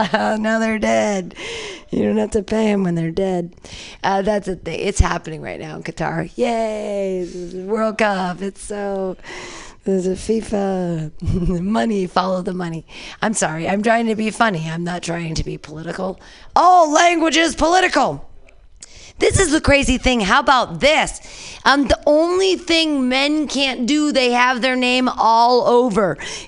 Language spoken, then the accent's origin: English; United States; I'm sad today. I'm an American.